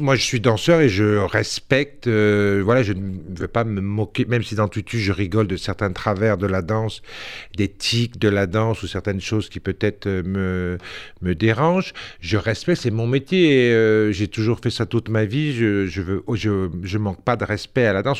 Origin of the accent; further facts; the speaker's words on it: Sarcelles, Île-de-France, France; also born or lived in Corsica; c'était à Sarcelles. Mhm. J'étais en banlieue. Après, je suis né en Corse